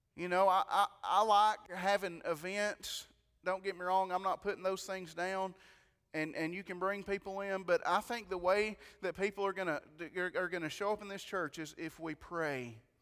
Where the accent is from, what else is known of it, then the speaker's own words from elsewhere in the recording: White County, Tennessee, United States; I'm from White County